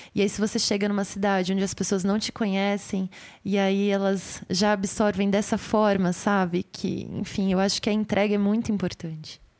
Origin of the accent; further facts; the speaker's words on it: São Paulo, Brazil; eu sou daqui de São Paulo